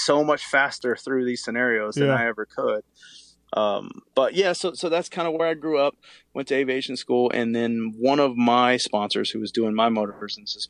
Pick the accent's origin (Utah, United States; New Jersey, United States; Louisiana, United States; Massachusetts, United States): Louisiana, United States; Lake Charles; moved away as an adult; now in Southern California, United States; I grew up in Lake Charles, Louisiana. It's about 20 minutes from Texas on I-10